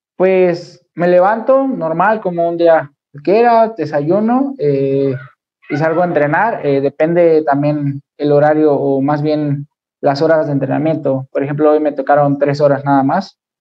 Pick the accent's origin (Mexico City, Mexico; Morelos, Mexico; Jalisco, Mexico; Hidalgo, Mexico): Mexico City, Mexico; soy de la Ciudad de México